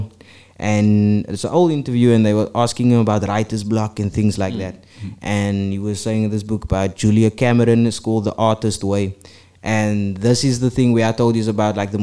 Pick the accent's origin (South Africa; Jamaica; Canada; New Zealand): South Africa; I'm a guy from South Africa